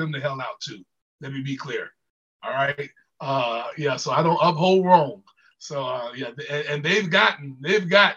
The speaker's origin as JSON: {"language": "English", "town": "Jacksonville", "region": "Florida", "country": "United States", "said": "I'm from Jacksonville."}